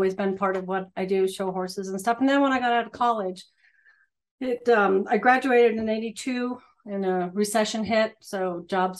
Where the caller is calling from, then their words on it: Crawford, Colorado, United States; Crawford, Colorado.